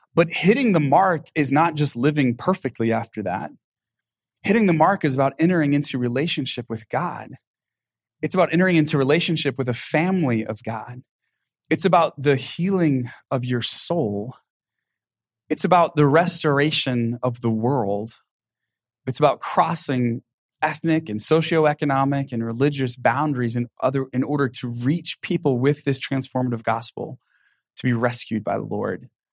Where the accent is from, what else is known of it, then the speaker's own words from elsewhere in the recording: Texas, United States; I grew up with in Texas where I grew up